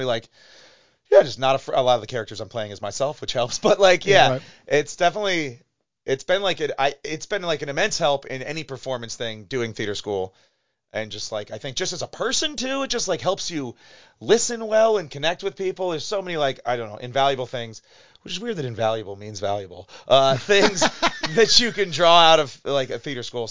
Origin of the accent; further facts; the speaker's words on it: Chagrin Falls, Ohio, United States; also born or lived in Cleveland, Ohio; I grew up in Chagrin Falls, a Catholic school all my life, and then went to Cleveland State for college.